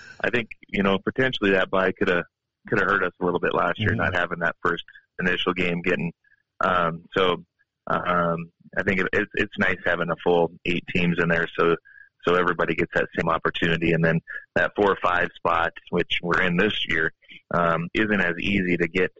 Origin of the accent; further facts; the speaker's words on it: Havre, Montana, United States; now in Helena, United States; I'm from Haver